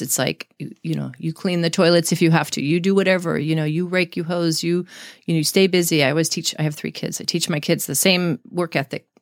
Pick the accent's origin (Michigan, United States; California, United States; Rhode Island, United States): California, United States; San Diego; also born or lived in Florida; I grew up in San Diego since I was about eight years old